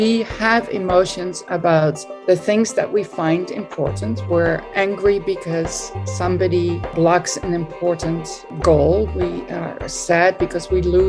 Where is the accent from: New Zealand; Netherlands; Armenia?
Netherlands; moved away as an adult; also born or lived in United States; now in Belgium; I was raised and born and raised in the Netherlands